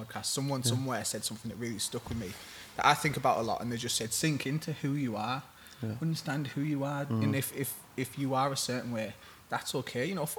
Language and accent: English; Middlesbrough, North East England, United Kingdom; oh, fucking hell, I'm from Middlesbrough